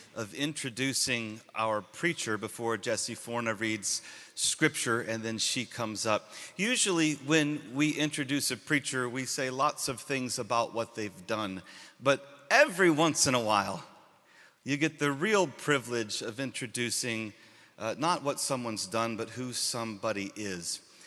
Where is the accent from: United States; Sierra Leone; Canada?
Sierra Leone; moved away; I am originally from Sierra Leone